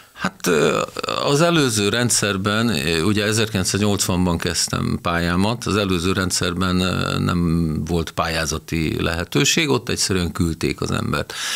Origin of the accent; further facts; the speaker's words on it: Győr, Győr-Moson-Sopron, Hungary; Győri lévén elmentem egy évet dolgozni a, a vagongyárba